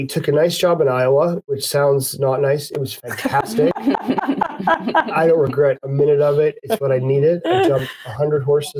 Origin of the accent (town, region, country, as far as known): Calgary, Alberta, Canada; born or raised there; moved away; also born or lived in Ireland